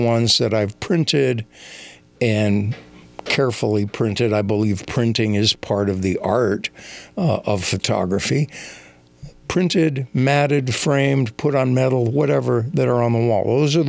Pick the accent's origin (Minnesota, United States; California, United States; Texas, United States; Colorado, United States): Minnesota, United States; moved away; also born or lived in New Mexico / Denver; I made a trip back home to where I grew up in Minnesota